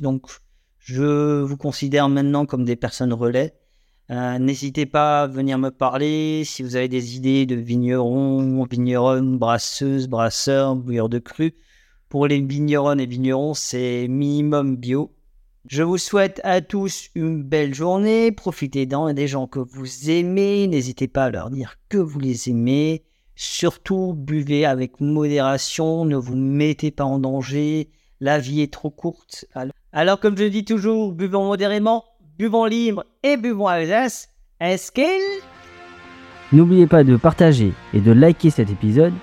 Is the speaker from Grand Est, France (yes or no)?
yes; Alsace, Grand Est, France; nous sommes des Alsaciens, Alsaciennes, Alsaciens